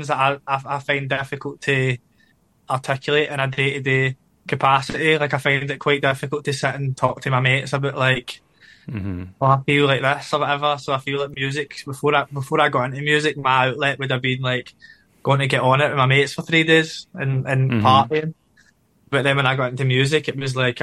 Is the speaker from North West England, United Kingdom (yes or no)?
no; Glasgow, Scotland, United Kingdom; I grew up in the east end of Glasgow